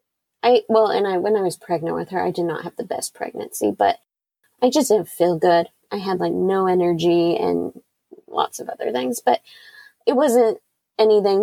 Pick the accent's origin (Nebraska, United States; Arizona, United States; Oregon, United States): Nebraska, United States; that's where we grew up